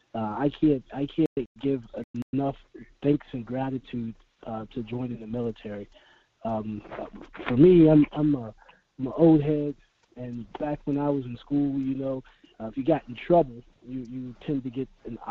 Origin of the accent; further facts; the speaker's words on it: Tampa, Florida, United States; moved away as an adult; also born or lived in Orono, Maine; me coming from Tampa, Florida, you know, I'm from Tampa